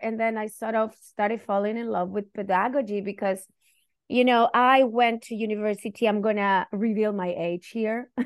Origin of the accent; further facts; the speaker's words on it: Chile; first language Spanish; English is a second language; moved away as an adult; now in United States; I'm Chilean, and, and that's part of my identity because I went through dictatorship because I'm Chilean